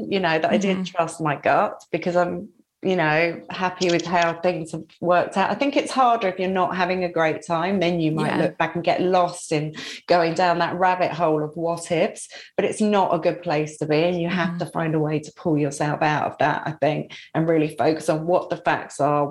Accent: London, United Kingdom; moved away as an adult; also born or lived in Brighton; now in Surrey, United Kingdom; I was from London.

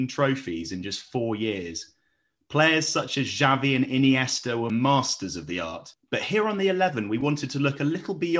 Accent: England, United Kingdom; we as English viewers

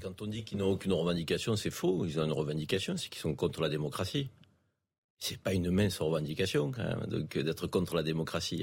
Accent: Avignon, Provence-Alpes-Côte d'Azur, France; le Vaucluse, Avignon, moi c'est ma ville, hein. je suis né à Avignon, donc je connais bien

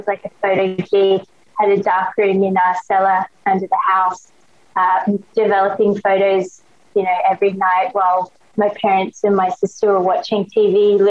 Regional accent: Australia; accent: Australian; also born or lived in Hong Kong / Thailand; So I was born in Hong Kong, back when it was British Hong Kong. And then I moved to Thailand when I was 2 years old. We lived in Thailand till I was probably 10 years old. Then we moved to Australia. And that's why I have an Australian accent.

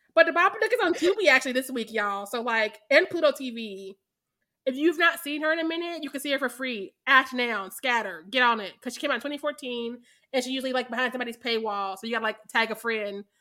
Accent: Missouri, United States; I am from Missouri

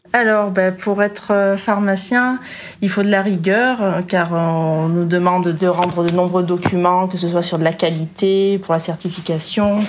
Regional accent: Gap, Provence-Alpes-Côte d'Azur, France; moved away; also born or lived in Ollioules, Var; je suis originaire de Gap dans les Hautes-Alpes

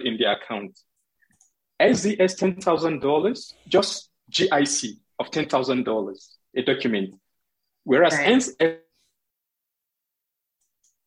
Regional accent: Nigeria; as a Nigerian

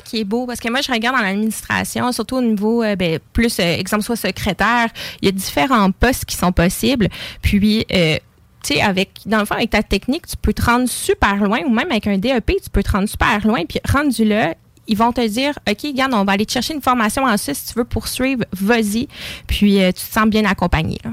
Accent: Lévis, Quebec, Canada; J'habite Lévis, je suis née à Lévis

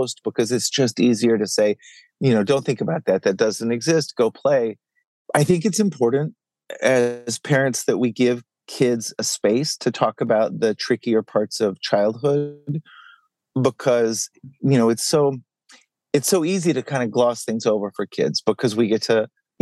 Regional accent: Dallas, Texas, United States; I grew up in Dallas, and I'm the oldest of three kids

